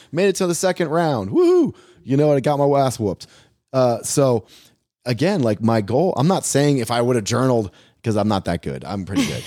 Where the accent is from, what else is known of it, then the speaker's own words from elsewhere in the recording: United States; also born or lived in Brazil; as an American gringo